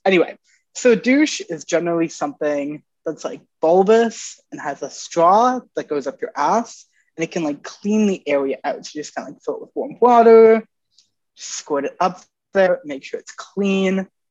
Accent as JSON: {"language": "English", "region": "Ontario", "country": "Canada", "moved": "yes", "said": "I'm from Ontario originally"}